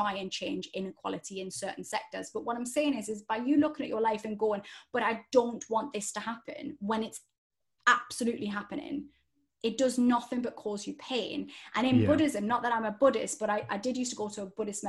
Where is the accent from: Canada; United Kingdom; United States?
United Kingdom; Newcastle upon Tyne, North East England; accent: Geordie; I grew up in Newcastle